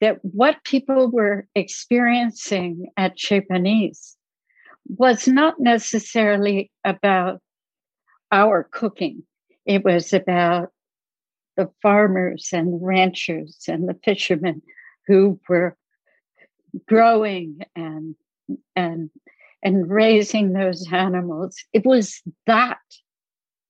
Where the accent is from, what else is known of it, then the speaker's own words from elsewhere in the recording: New Jersey, United States; I grew up in New Jersey